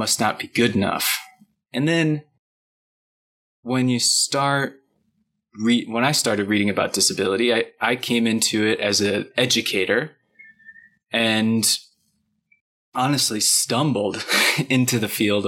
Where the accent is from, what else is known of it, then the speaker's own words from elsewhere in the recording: Michigan, United States; growing up in Michigan in the Midwest